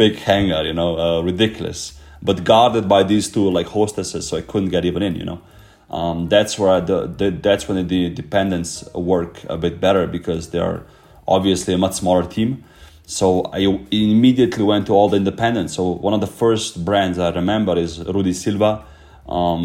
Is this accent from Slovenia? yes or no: yes; Slovenia; moved away; I'm originally from Slovenia